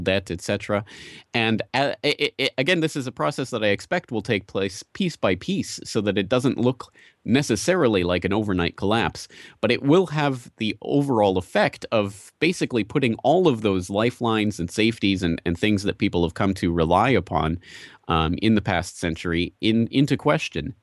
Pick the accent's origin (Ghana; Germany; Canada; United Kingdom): Canada; Calgary, Alberta; I'm from Calgary, Canada